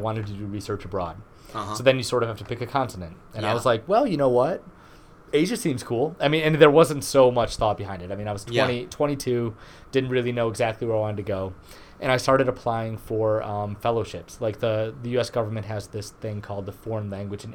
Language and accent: English; Garden City, Michigan, United States; I'm a Michigan native. I grew up in Garden City, Michigan.